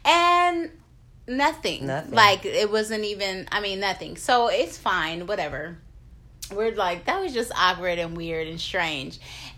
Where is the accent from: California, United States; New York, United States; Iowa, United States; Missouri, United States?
California, United States; Oakland; I'm from Oakland, California.